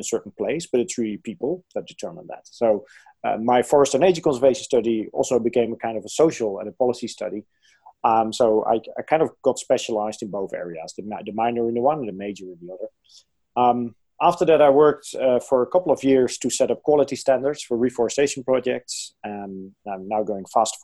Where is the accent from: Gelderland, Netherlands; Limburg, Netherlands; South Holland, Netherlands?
Gelderland, Netherlands; near Arnhem; So I'm from the Netherlands. I was born in the Netherlands, close to a city called Arnhem. And this is actually the area where there's still the biggest forest in the Netherlands. And indeed, where I lived, we were like 1 minute away from the forest